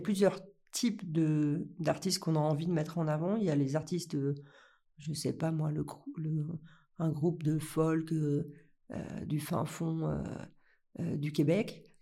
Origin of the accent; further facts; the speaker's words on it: Lyon, Auvergne-Rhône-Alpes, France; je viens de Lyon